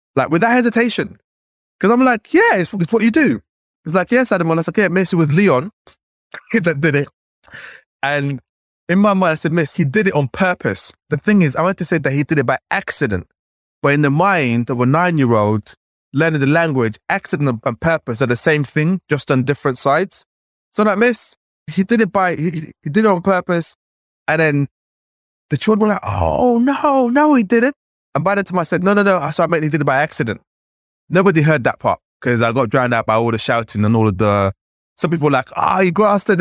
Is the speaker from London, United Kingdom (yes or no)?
yes; London, United Kingdom; growing up in London